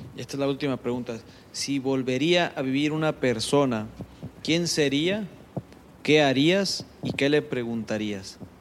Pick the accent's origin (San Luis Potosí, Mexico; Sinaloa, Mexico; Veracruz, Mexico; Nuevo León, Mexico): Sinaloa, Mexico; Culiacán; Nosotros que somos de Culiacán y que hemos vivido toda la vida en Culiacán